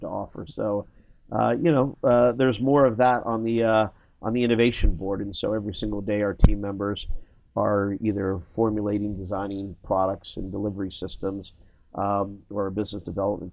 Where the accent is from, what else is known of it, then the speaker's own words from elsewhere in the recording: Washington, District of Columbia, United States; Technically, I'm a Southerner. I was born in Washington, D.C.